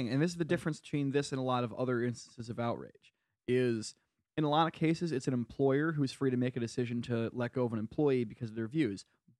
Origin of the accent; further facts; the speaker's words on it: Connecticut, United States; Because I'm from Eastern Connecticut, which is fucking rural as fuck.